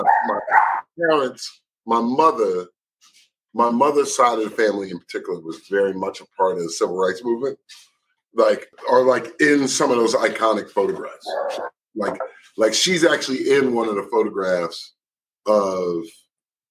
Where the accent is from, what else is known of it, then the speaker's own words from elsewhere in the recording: Philadelphia, Pennsylvania, United States; Philly, West Philly